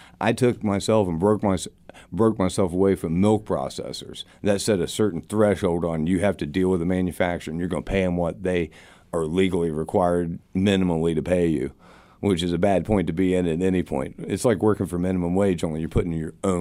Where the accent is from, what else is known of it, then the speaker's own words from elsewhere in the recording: Gallia County, southeastern Ohio, United States; I grew up in Gallia County, southeastern Ohio